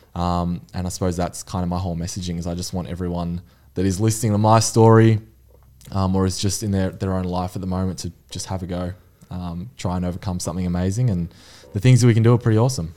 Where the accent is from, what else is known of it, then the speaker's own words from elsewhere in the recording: Mornington Peninsula, Victoria, Australia; I'm from Mornington Peninsula.